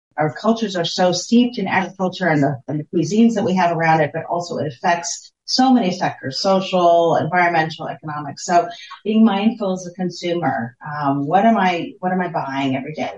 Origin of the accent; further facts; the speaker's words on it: United States; moved away; my home country of the United States